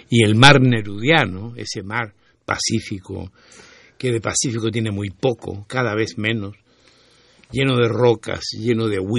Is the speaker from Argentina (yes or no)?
no; Santiago, Santiago Metropolitan Region, Chile; santiaguino, chilango, como dirían ustedes. chilango de nacimiento y de, y de haber vivido toda mi vida en esa ciudad que ahora debe andar por ahí por los siete y medio millones de habitantes